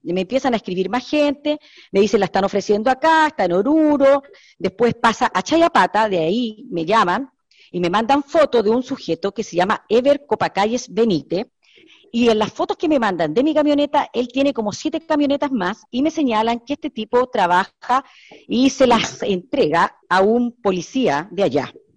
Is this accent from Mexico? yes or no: no; Chile; Yo soy chilena